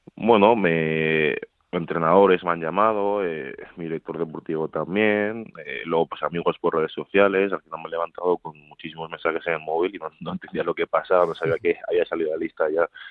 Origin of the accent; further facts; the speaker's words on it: Madrid, Community of Madrid, Spain; also born or lived in Seville; Nací en Sevilla, pero nada, estuve ahí un año y, pocos meses, un año y medio o así. Y luego ya he estado toda la vida en Madrid. Vamos, soy más madrileño que sevillano